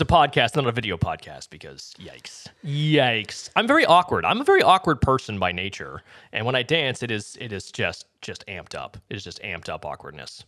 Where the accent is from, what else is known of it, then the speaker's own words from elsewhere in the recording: New England, United States; I am from New England